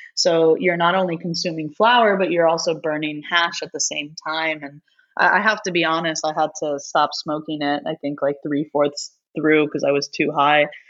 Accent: New York, United States; also born or lived in East Coast; now in Los Angeles, United States; I am a New Yorker

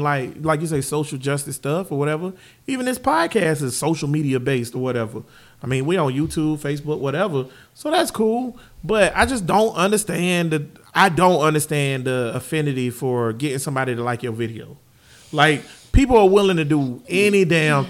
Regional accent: United States; I'm from Grand Paul

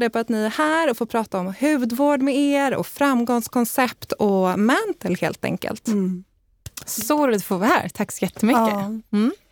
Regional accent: Leksand, Dalarna County, Sweden; Eh, ja, men jag är uppvuxen i Dalarna och i Leksand och älskar att vara på landet.

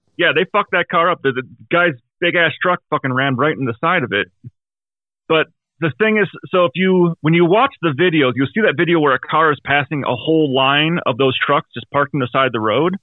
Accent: Wisconsin, United States; I'm from Wisconsin

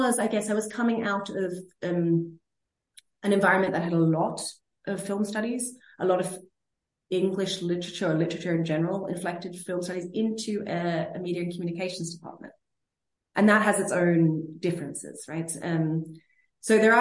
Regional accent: Sydney, New South Wales, Australia; moved away as an adult; also born or lived in Berlin, Germany; now in Oslo, Norway; I'm from Sydney

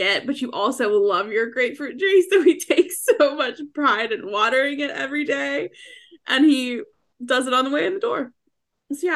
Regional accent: the South, United States; I'm from the South

